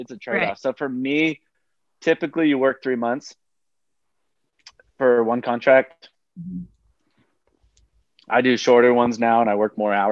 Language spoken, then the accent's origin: English; Oklahoma, United States; I'm from Oklahoma, so I was singing a lot of country.